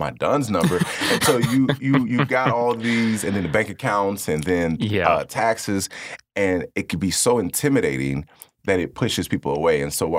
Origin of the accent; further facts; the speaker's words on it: Kankakee, Illinois, United States; Growing up on the Second Ward downtown area, I've watched a lot of things be taken away, fresh produce, just different resources.